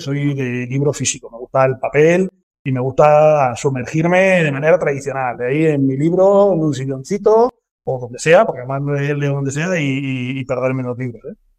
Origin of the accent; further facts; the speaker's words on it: Córdoba, Andalusia, Spain; moved away as an adult; now in Madrid, Spain; yo soy de Córdoba, yo soy cordobés, llevo mucho tiempo ah. viviendo en Madrid y demás, porque me vine aquí a estudiar